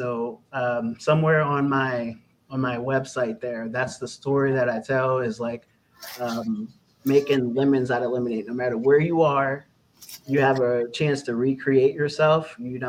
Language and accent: English; Austintown, Ohio, United States; also born or lived in Youngstown, Ohio; At the age of six, I moved out to Austintown. My family moved me out to Austintown, which is a predominantly white suburb in Youngstown.